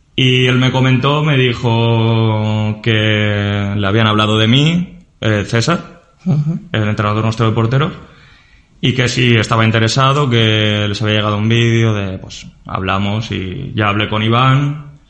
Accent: Burriana, Valencian Community, Spain; moved away as an adult; now in Cazalegas, Spain; empecé, en Burriana, en mi pueblo

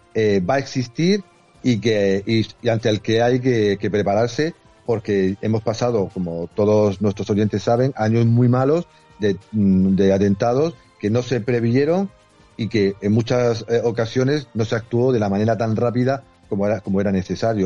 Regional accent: Region of Murcia, Spain; Murcia, mi tierra

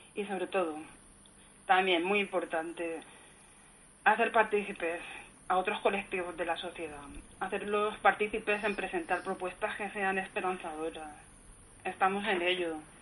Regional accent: Elche, Valencian Community, Spain; moved away as an adult; now in Madrid, Spain; yo soy, soy una alicantina, nacida en Elche

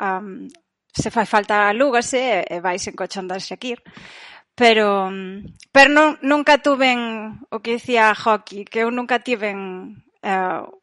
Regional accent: Brión, Galicia, Spain; moved away as an adult; also born or lived in Santiago de Compostela / Portland / California; now in Amsterdam, Netherlands; Parroquia de Ons, aldea de Ons da Baixo

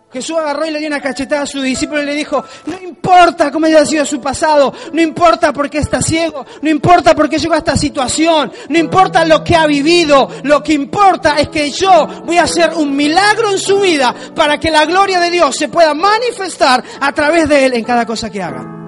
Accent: Argentina; moved away; yo soy de un pueblo muy pequeño en Argentina, súper bonito

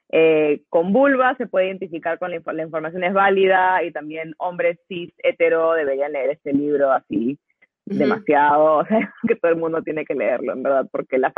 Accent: United States; Y no, soy gringa

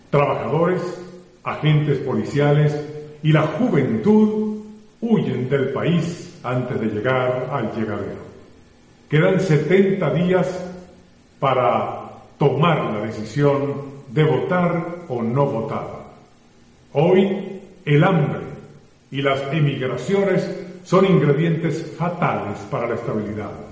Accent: Venezuela; Si seguimos por este camino, los perjudicados directos somos todos los venezolanos

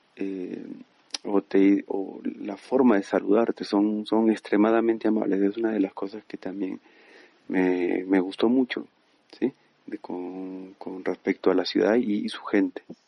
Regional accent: Peru; moved away as an adult; also born or lived in Medellín, Colombia / Lima, Peru; now in Bogotá, Colombia; soy peruano y tengo 35 años

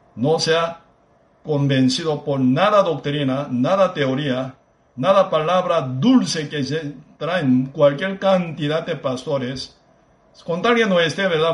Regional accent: Busan, South Korea; Spanish is a second language; now in Costa Rica; Busan, mi pueblo natal

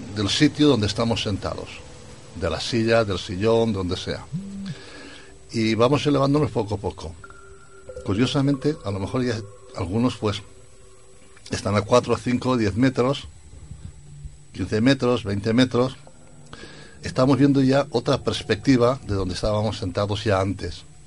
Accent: Spain; yo nací en España

